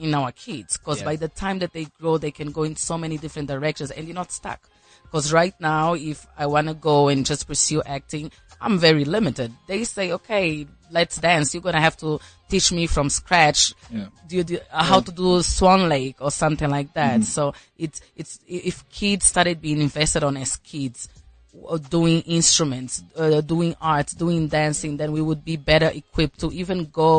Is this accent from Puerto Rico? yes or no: no; Angola; accent: Angolan; now in South Africa; My Angolan accent follows me wherever I go.